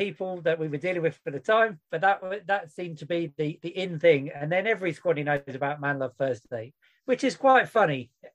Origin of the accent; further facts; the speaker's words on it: United Kingdom; I'm British